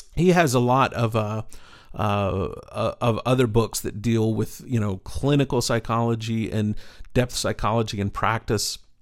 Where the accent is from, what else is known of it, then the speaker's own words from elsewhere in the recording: East Texas, United States; growing up in East Texas